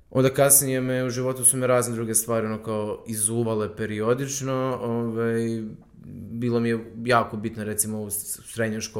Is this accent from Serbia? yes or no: yes; Užice, Zlatibor District, Serbia; ja sam iz Užica